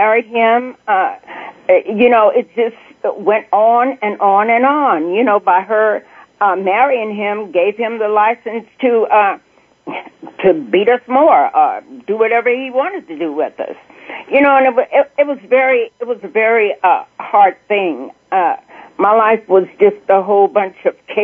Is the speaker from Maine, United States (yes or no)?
no; El Dorado, Arkansas, United States; I was born in El Dorado, Arkansas, and I was the oldest at that time of four children